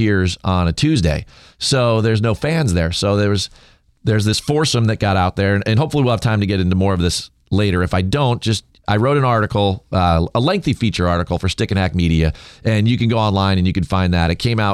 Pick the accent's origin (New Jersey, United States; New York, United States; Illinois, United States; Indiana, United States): New Jersey, United States; I'm from New Jersey